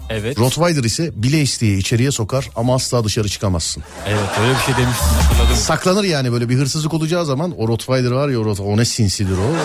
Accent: Sivas Province, Turkey; Sivaslı mısınız abi? Biz Sivaslıyız da.

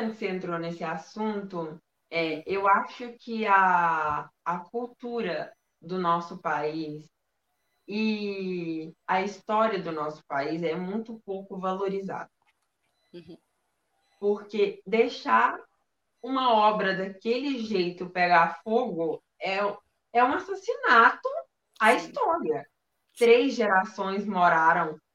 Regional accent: Minas Gerais, Brazil; Eu sou de Minas Do... Gerais.

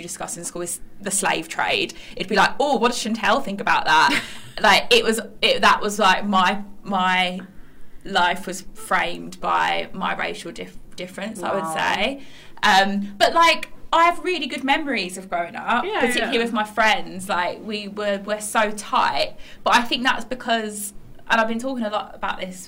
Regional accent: West Midlands, United Kingdom; I was a working class brown girl growing up in the West Midlands in a town which was predominantly white

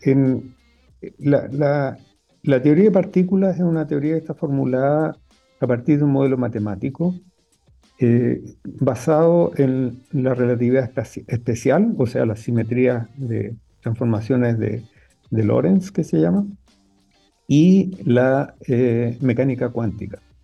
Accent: Arica, Arica y Parinacota, Chile; cuando yo crecí en Arica

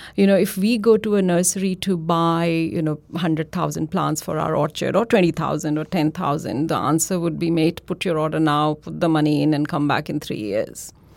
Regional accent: India; moved away as an adult; now in Australia; I am from India, and my undergrad, my postgrad, that was all done at Delhi University in India

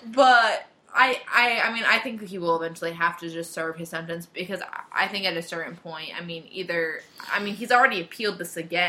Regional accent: Connecticut, United States; now in Raleigh, United States; growing up in New England

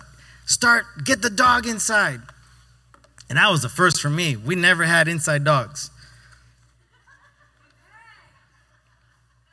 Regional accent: Yuma, Arizona, United States; moved away; Growing up in Arizona, out there for fun, at least in Yuma

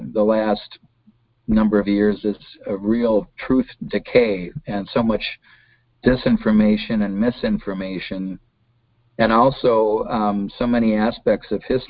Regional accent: Golden Valley, Minnesota, United States; I was, you know, born in Minneapolis. I grew up in Golden Valley

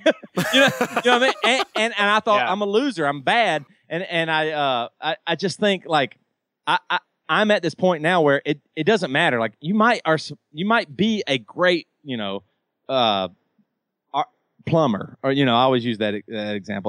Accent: the South, United States; I grew up in the South, and fried chicken is like in my blood.

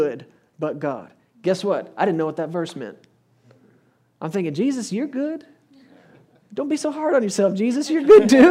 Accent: Texas, United States; I come from Texas. We drive good trucks in Texas.

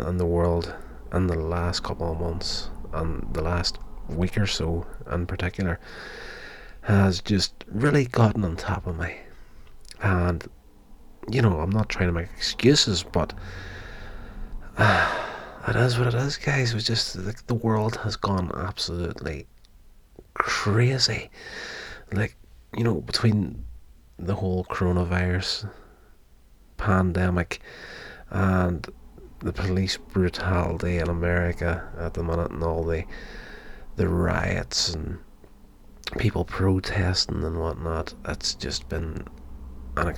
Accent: Northern Ireland, United Kingdom; I was born and brought up in Northern Ireland

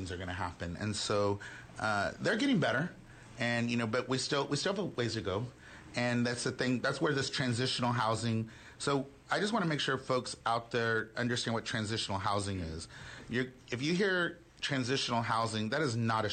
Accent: Houston, Texas, United States; also born or lived in Austin; now in Dallas, United States; I was born and raised in Houston.

